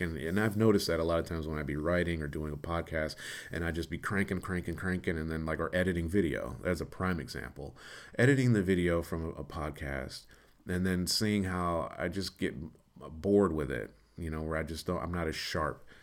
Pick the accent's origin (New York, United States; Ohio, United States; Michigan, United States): Michigan, United States; Detroit; also born or lived in Los Angeles; I'm from Detroit